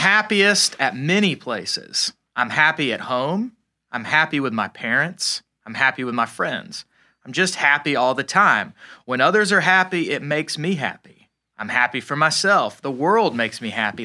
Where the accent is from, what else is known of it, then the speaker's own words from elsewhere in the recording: Atlanta, Georgia, United States; I'm from Atlanta.